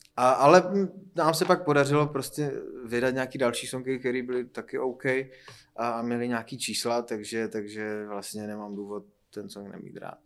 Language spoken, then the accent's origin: Czech; Frýdek-Místek, Moravian-Silesian Region, Czechia; now in Prague, Czechia; když jsem z Frýdku místku poprvé se dostal do Prahy sem